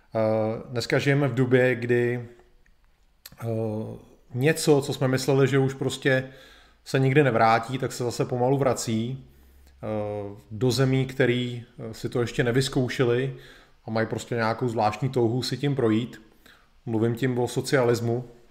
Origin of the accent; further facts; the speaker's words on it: Czechia; u nás v Čechách